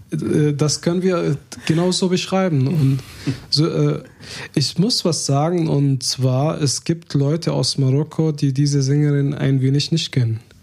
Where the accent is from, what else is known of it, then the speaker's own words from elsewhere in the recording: Hebron, West Bank, Palestine; German is a second language; now in Germany; wir haben eine alte Tradition in, in meiner mein Heimatstadt äh, Hebron